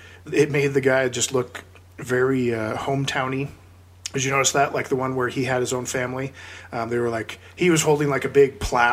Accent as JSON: {"language": "English", "town": "Seattle", "region": "Washington", "country": "United States", "tie": "born or raised there", "said": "we grew up in Seattle"}